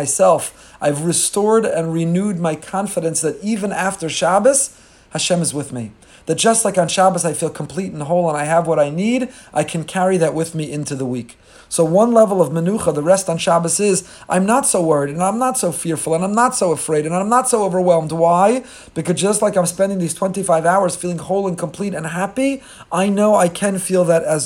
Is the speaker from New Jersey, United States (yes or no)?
yes; Teaneck, New Jersey, United States; I was growing up in Teaneck, New Jersey